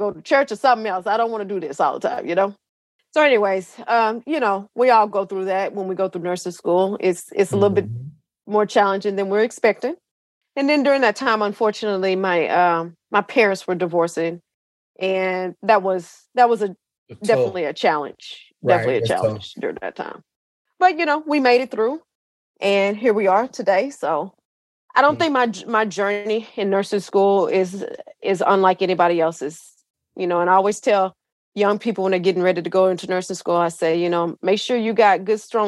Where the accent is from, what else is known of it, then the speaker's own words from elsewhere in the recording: Gladewater, Texas, United States; moved away as an adult; also born or lived in Dallas-Fort Worth, Texas; born and raised in East Texas. I was there all the way up until, I think, 2007. And then I moved to the Dallas-Fort Worth area